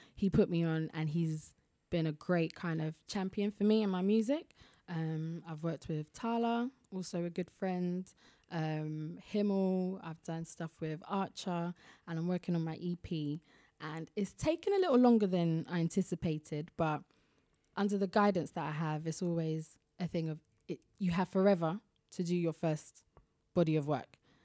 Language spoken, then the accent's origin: English; London, United Kingdom; I always tell people I'm from Ealing, because it's just easy to, but I'm actually from Southall